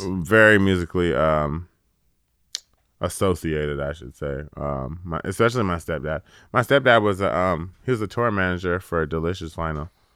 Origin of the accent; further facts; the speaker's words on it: California, United States; I'm from California